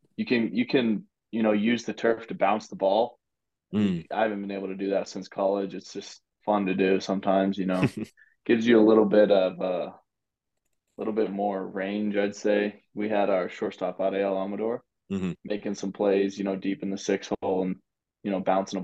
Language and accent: English; Lubbock, Texas, United States; I grew up in Lubbock, Texas